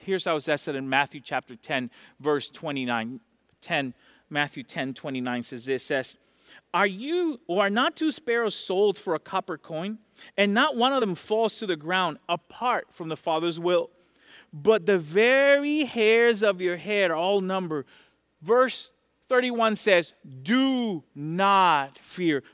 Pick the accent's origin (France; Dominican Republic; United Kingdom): Dominican Republic; moved away; I'm from Dominican Republic